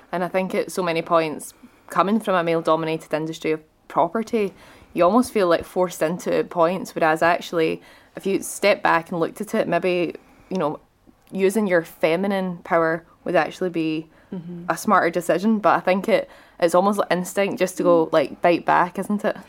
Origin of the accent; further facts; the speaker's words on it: Scotland, United Kingdom; as a Scottish person